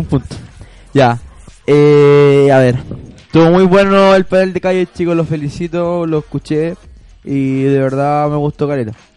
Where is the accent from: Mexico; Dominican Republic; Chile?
Chile